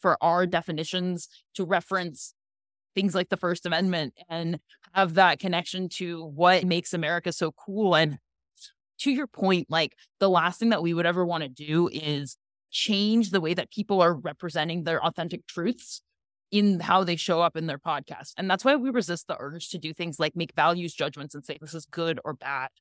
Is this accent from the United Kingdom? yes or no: no; Ukraine; now in United States; I literally grew up in the old Soviet Union, like, I grew up in the Ukraine